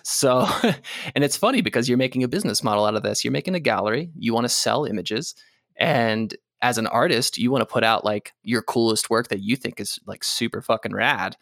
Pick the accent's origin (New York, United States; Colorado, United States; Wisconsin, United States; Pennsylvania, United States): Pennsylvania, United States; Gettysburg; moved away; I grew up in a small town, Gettysburg, Pennsylvania